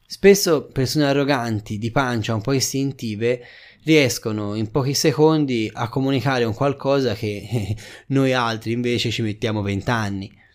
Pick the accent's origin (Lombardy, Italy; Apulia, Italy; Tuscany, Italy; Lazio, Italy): Tuscany, Italy; Da buon toscano